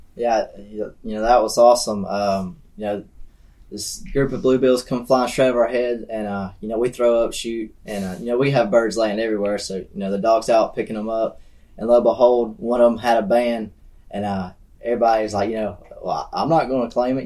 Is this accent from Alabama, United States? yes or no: yes; Verbena, Alabama, United States; I'm from Verbena, Alabama